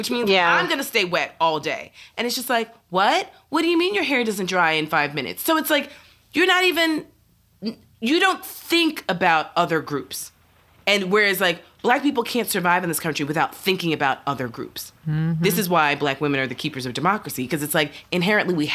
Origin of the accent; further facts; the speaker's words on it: New York, United States; as a New Yorker